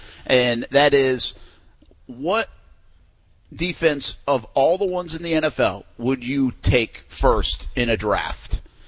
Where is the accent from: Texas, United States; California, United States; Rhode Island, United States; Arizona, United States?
Rhode Island, United States; now in Florida, United States; the guy that grew up in Rhode Island